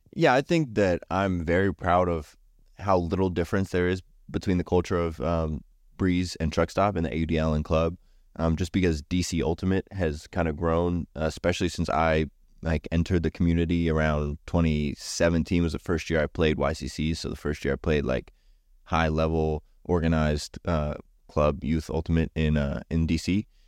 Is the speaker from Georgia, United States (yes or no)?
no; Berryville, Virginia, United States; I was born in Southern Virginia, and I grew up in Berryville, Virginia, which is up north, uh, closer to D C here